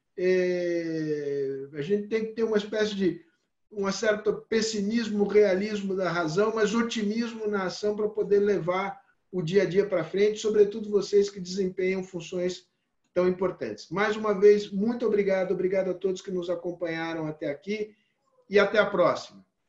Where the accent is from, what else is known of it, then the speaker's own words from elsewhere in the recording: Brazil; eu, como brasileiro